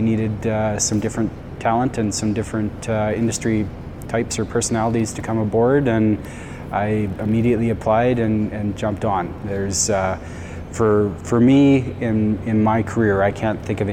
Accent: Langbank, Saskatchewan, Canada; moved home for some personal family reasons, and I'm from Langbank, Saskatchewan.

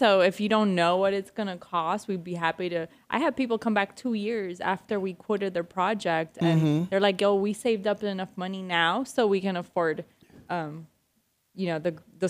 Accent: Argentina; moved away; I'm from Argentina.

